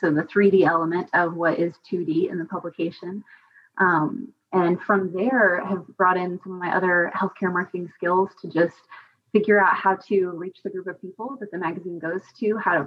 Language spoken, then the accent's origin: English; Lubbock, Texas, United States; moved away as an adult; now in Augusta, United States; I am not from Augusta. I'm from Lubbock, Texas. The military originally brought me here